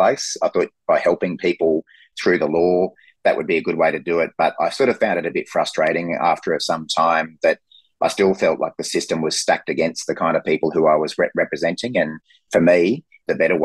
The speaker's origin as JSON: {"language": "English", "town": "Brisbane", "region": "Queensland", "country": "Australia", "tie": "born or raised there", "said": "I grew up in Brisbane"}